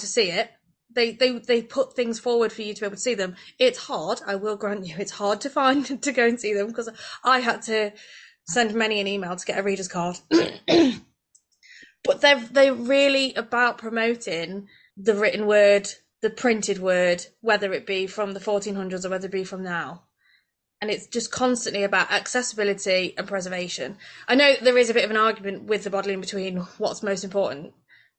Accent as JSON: {"language": "English", "town": "Swadlincote", "region": "East Midlands", "country": "United Kingdom", "said": "I'm from Swad."}